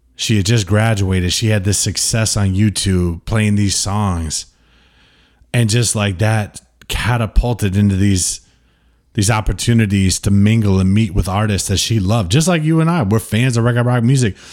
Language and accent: English; United States; I'm very much American